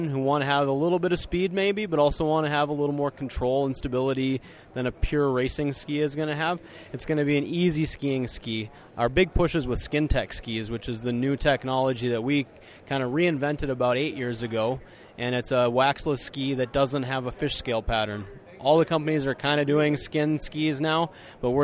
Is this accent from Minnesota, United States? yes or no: yes; Minnesota, United States; I'm from Minnesota, and we're in the heart of Nordic over there in Minnesota. We're bracing through the polar vortex right now